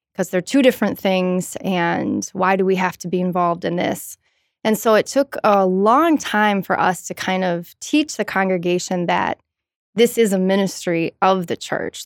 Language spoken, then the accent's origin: English; Madison, Wisconsin, United States; born and raised, uh, just a couple of miles from here, um, near the campus